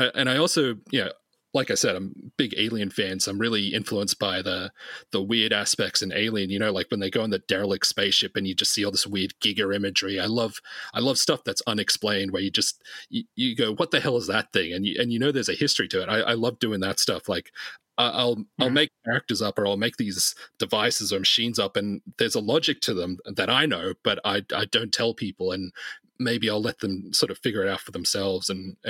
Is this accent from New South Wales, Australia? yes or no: yes; Sydney, New South Wales, Australia; I'm in Sydney at the moment, yeah. I live in Sydney. Okay. I've been here since I was 9